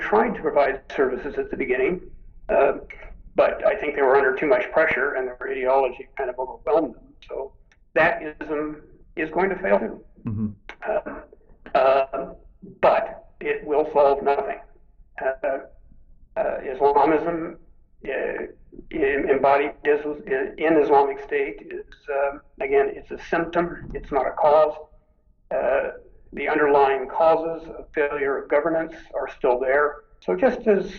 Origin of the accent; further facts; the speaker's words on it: United States; We Americans